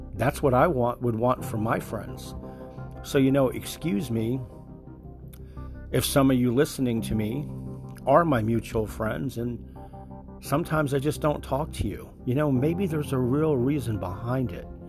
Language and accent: English; New Jersey, United States; now in Florida, United States; I'm originally from New Jersey